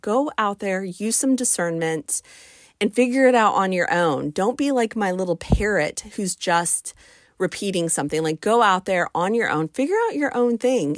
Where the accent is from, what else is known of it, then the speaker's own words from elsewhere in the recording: United States; my home country of the United States of America